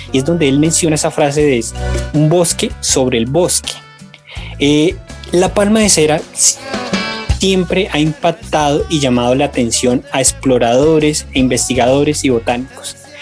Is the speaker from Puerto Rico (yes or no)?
no; Colombia; nos unamos como colombianos